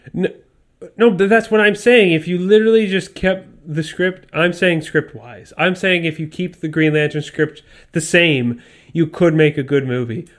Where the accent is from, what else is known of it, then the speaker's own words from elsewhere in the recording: Canada; we're Canadian and we grew up poor